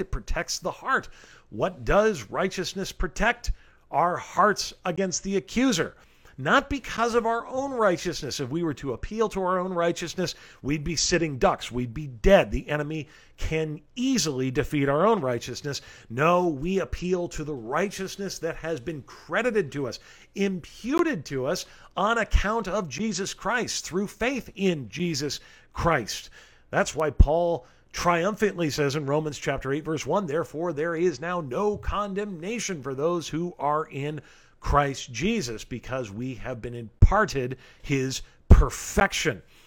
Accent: Rancho Cucamonga, California, United States; the beautiful city of Rancho Cucamonga, California, my hometown

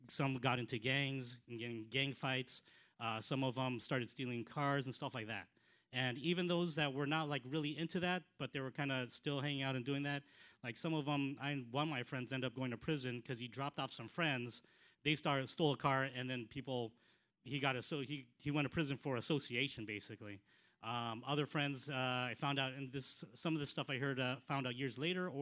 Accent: Los Angeles, California, United States; moved away; also born or lived in South Carolina; we moved out to Southern California, L.A. area, when I was 4 years old

